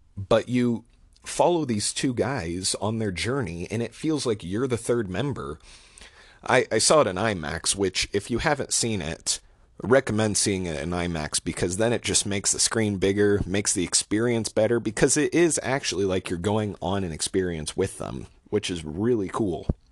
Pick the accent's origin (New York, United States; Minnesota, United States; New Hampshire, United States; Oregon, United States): Oregon, United States; Portland; also born or lived in Washington State / Bay Area, California; I'm from the Portland area